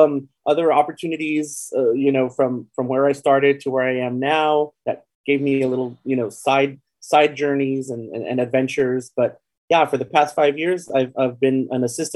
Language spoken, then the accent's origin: English; El Paso, Texas, United States; also born or lived in San Antonio, Texas; now in Austin, United States; I was born and raised in El Paso, Texas, on the border with Juarez, Mexico. I left El Paso in about 1995, 1996